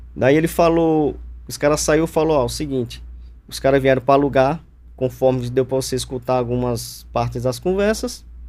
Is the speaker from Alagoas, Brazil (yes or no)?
yes; Alagoas, Brazil; moved away as an adult; also born or lived in Arapiraca / Campo Grande, Alagoas / Girau do Ponciano / Traipu; now in São Paulo, Brazil; Sou natural de Alagoas